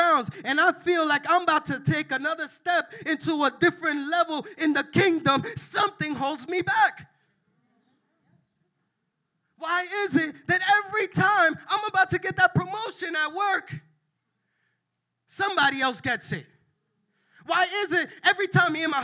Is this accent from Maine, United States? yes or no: no; New York, United States; I'm from New York and I'm Dominican